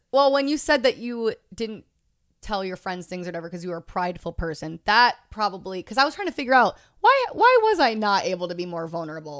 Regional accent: Long Island, New York, United States; moved away; I'm from Long Island

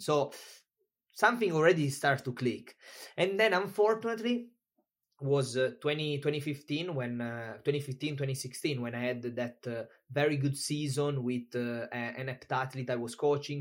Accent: Italy; moved away as an adult; also born or lived in Tenerife, Spain; I'm from Italy.

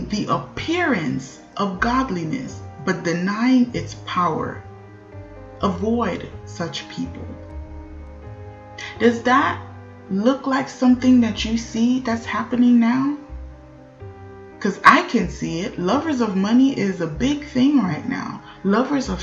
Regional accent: Haiti; My hometown in Haiti, Gouamon

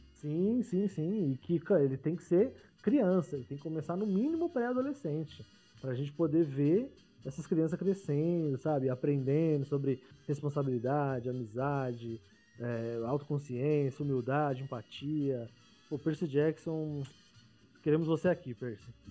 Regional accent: Paulista, São Paulo, Brazil; Paulista é muito a gente acha que a gente sabe de tudo

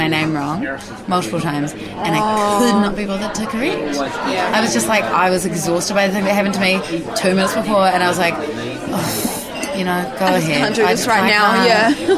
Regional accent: Hamilton, Waikato, New Zealand; I was born here. I was born in Hamilton.

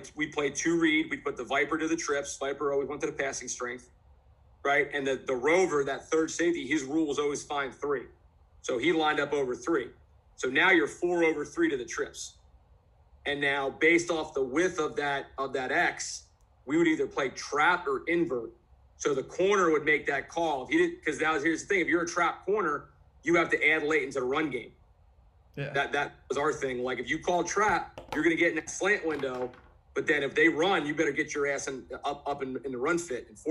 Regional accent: New Jersey, United States; now in Florida, United States; I'm from Jersey originally

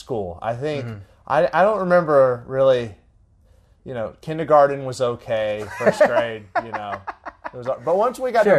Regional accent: Tallahassee, Florida, United States; moved away as an adult; also born or lived in Auburn, Alabama; now in Clemson, United States; I grew up in Tallahassee

